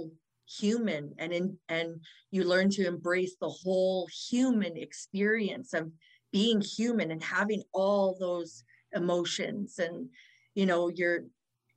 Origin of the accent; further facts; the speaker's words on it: Fort St. John, British Columbia, Canada; also born or lived in Kamloops, British Columbia / Dawson Creek, British Columbia; now in Calgary, Canada; I was born in Kamloops, BC, but then I grew up in Fort St. John and Dawson Creek